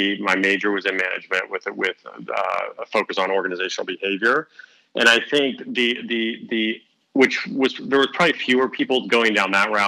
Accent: Mount Vernon, Ohio, United States; moved away; also born or lived in Columbus, Ohio; I was born in Columbus, but then moved up to Mount Vernon at like 4 or 5. So I'd done, you know, grade school, middle school, and high school all in this small town

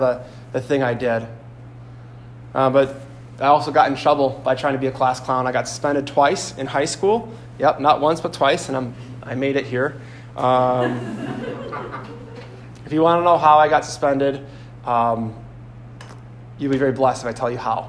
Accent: Sheboygan, Wisconsin, United States; I come from Sheboygan, which is about an hour east of here, roughly

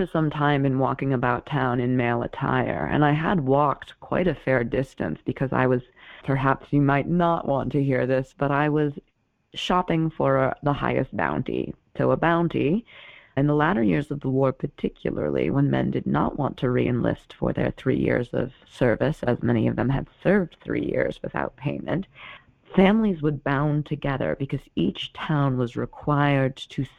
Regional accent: Plymouth, Massachusetts, United States; So I'm from the Plymouth Bay colony, where Shirtless is a very common surname.

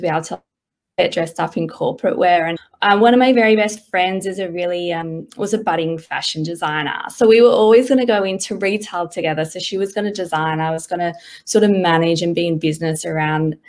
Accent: Perth, Western Australia, Australia; moved away as an adult; now in Sydney, Australia; I grew up in Perth all my life, and I've been in Sydney for about 4 or 5 years now

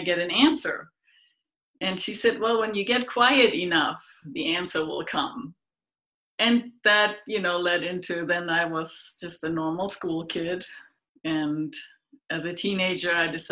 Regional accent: Germany; moved away; I grew up in Germany, way out in the middle of nowhere.

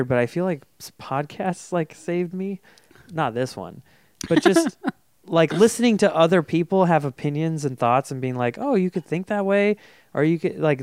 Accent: Folsom, California, United States; I grew up in Folsom, and I was very sheltered

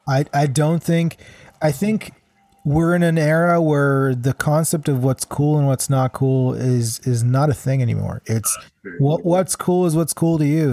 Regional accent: Kadima, Central District, Israel; also born or lived in Vancouver; now in Toronto, Canada; Kadima is actually the, the name of my hometown

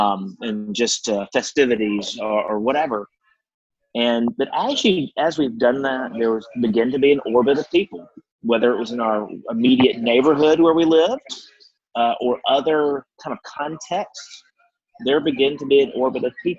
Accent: Mississippi Delta, United States; Culturally, it's like coming home in terms of growing up in the Delta.

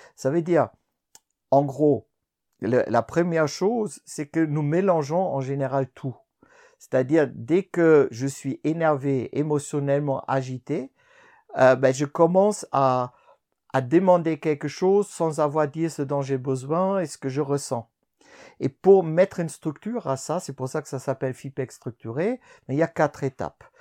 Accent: Germany; also born or lived in France; now in Switzerland; je suis né en Allemagne

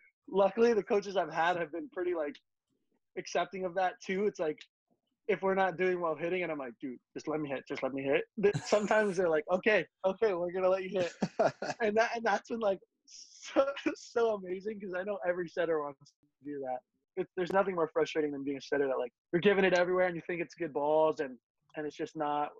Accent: Hawaii, United States; growing up in Hawaii

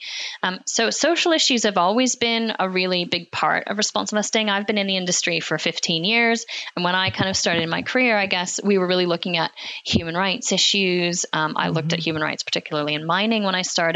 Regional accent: Alberta, Canada; moved away; I grew up actually in Alberta, which is in Canada.

